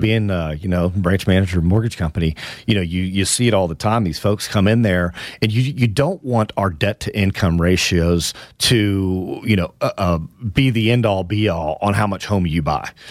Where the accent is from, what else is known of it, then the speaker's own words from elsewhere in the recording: Houston, Texas, United States; That's my hometown, my beloved Houston, Texas